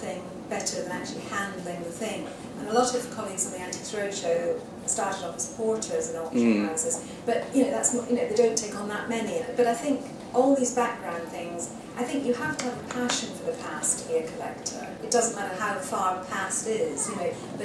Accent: Scottish Borders, Scotland, United Kingdom; I was growing up in the Scottish Borders

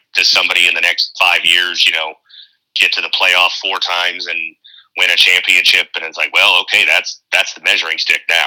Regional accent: Tucson, Arizona, United States; the conference that we grew up with in Tucson

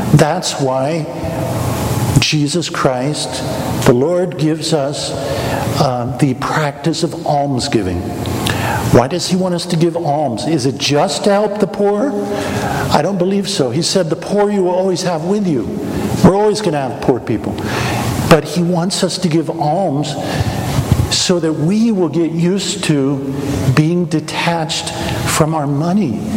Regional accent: Wichita, Kansas, United States; moved away; I grew up in Wichita, Kansas, not far from McConnell Air Force Base

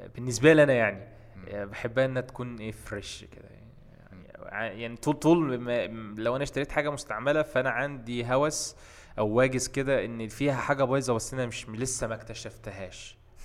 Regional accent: Egypt; عندنا في مصر

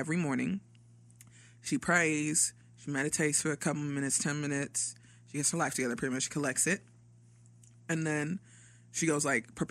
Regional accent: Nigeria; I'm Nigerian

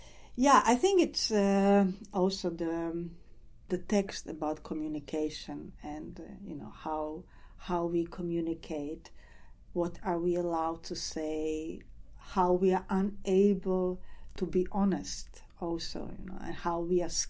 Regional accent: Croatia; I'm coming from Croatia

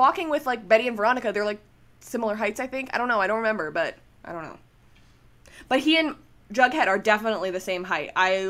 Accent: Canada; I'm Canadian

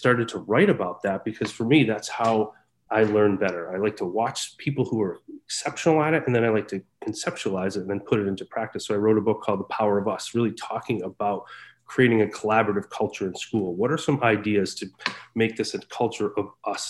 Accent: Massachusetts, United States; also born or lived in Pittsfield, Massachusetts / Springfield, Massachusetts / Boston, Massachusetts; I am from Massachusetts, and I work in Leicester, Massachusetts

